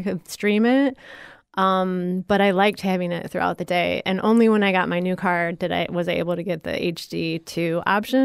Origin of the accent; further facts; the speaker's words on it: Ottawa, Illinois, United States; now in Florida, United States; I grew up in Ottawa, Illinois, which is south of Chicago.